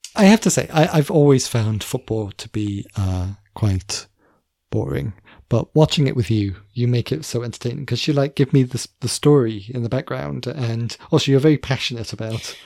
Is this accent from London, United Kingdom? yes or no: no; near the English border, Wales, United Kingdom; We were in theory a Welsh school, but you know, I grew up very near the English border